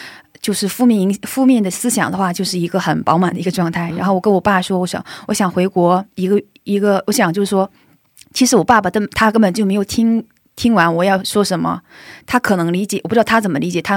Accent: China; now in South Korea; 而且我们组就我一个中国人

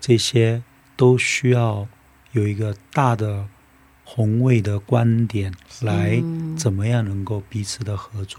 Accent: South Korea; 因为我是在韩国出生

